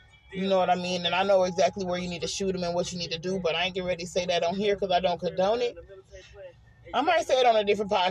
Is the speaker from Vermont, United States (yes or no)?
no; Oakland, California, United States; moved away as an adult; now in Arkansas, United States; I grew up in Oakland